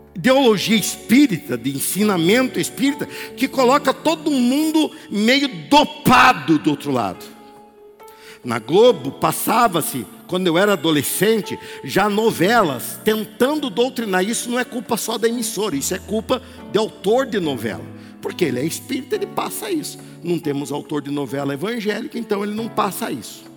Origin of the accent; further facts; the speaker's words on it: Barbacena, Minas Gerais, Brazil; quando eu era criança pequena lá em Barbacena